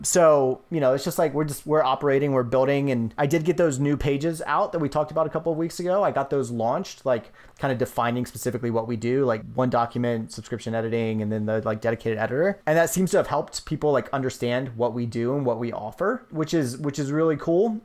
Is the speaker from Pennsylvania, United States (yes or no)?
no; Virginia, United States; moved away; when I lived in, when I gr-, was growing up in Virginia